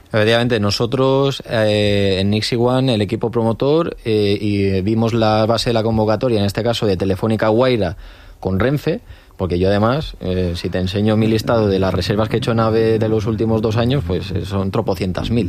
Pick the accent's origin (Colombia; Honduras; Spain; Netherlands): Spain; los españoles